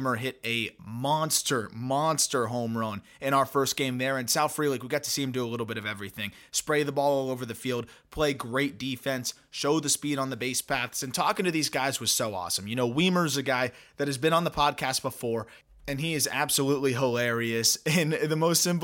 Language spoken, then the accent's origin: English; South Florida, United States; I grew up in South Florida.